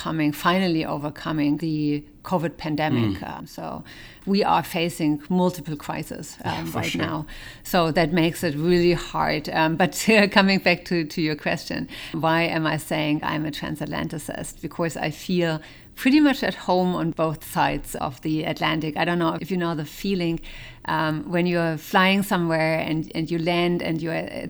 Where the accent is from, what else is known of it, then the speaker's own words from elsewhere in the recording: Germany; I was born in West Germany